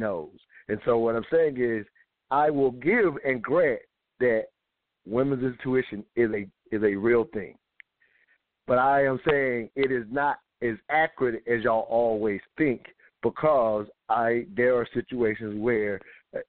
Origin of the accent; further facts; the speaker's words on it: the South, United States; I'm from the South.